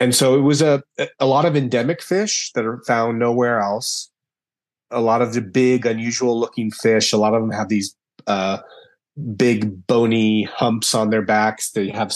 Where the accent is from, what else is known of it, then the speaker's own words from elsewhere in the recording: Tempe, Arizona, United States; also born or lived in Phoenix, Arizona; I was born outside of Phoenix, Arizona, and I grew up in Tempe